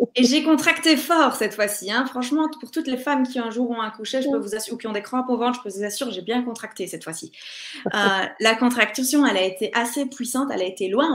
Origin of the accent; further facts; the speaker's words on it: Belgium; je suis belge